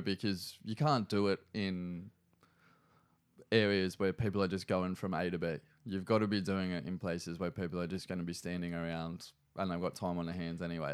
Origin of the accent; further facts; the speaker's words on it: Newcastle, New South Wales, Australia; also born or lived in Cessnock / Sydney; we moved to Cessnock when I was in, like, really early primary school. I think I started maybe year one at, um, Ella Long Primary.